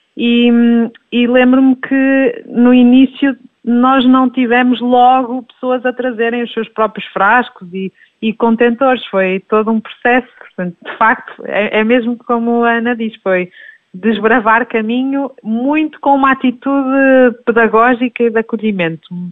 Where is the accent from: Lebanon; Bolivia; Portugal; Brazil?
Portugal; Minho; now in Lisbon, Portugal; eu sou minhota, portanto, vimos os dois de pequenas comunidades tivemos o privilégio de nascer e crescer perto da, da natureza